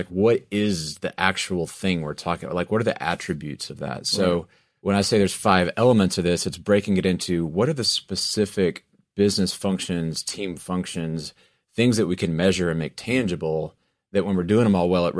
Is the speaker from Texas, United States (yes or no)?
yes; Texas, United States; I'm from West Texas. I grew up in the middle of cotton fields everywhere, right?